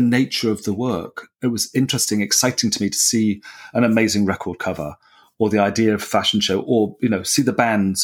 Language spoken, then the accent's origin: English; South West England, United Kingdom; I was born in the South and grew up in the Southwest of England